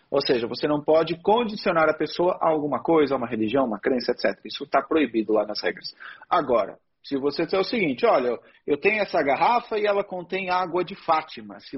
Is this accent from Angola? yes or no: yes; Luanda, Luanda Province, Angola; Sim, sou de Angola.